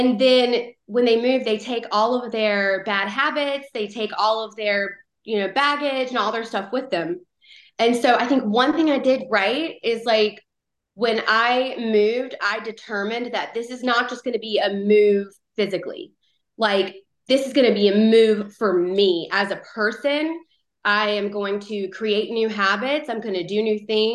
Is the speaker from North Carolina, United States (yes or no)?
yes; North Carolina, United States; moved away as an adult; now in Phoenix, United States; I was born and raised in North Carolina. I lived there for 31 years